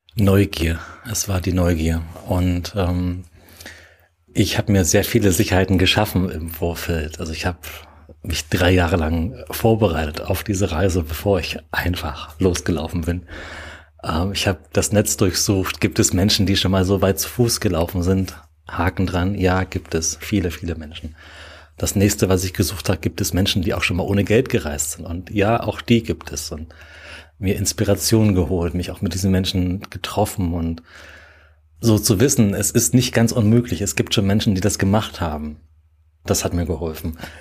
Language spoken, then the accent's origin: German; Dessau, Saxony-Anhalt, Germany; moved away as an adult; also born or lived in Freising / Berlin; now in Munich, Germany; geboren und aufgewachsen bin ich in Dessau, Sachsen-Anhalt und bin 2006 nach Freising gezogen